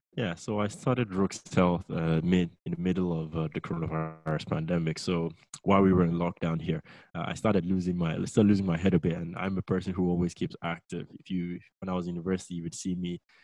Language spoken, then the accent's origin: English; Lagos, Nigeria; moved away as an adult; now in England; I'm originally from Nigeria. Uh, I was raised in Nigeria, Lagos. Uh, I was born and bred there, and I came over to England for university